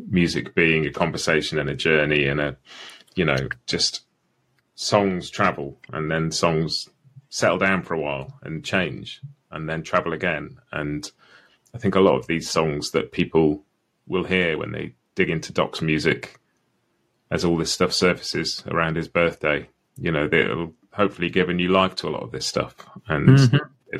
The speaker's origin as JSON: {"language": "English", "country": "United Kingdom", "said": "as a Brit"}